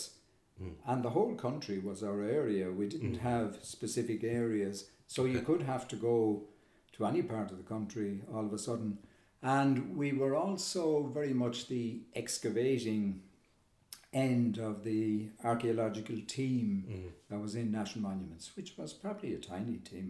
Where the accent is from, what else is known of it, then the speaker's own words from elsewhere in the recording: Kilkenny, Leinster, Ireland; I was brought up in Kilkenny